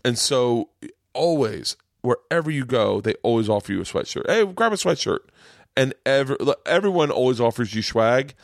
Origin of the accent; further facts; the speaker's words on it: Tampa, Florida, United States; moved away; also born or lived in New York; I grew up in Tampa.